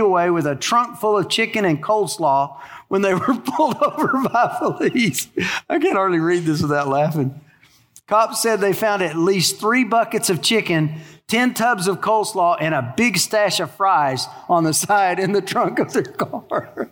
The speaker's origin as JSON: {"language": "English", "region": "Texas", "country": "United States", "tie": "born or raised there", "moved": "as an adult", "lives_now": "Louisiana, United States", "said": "I grew up in Texas"}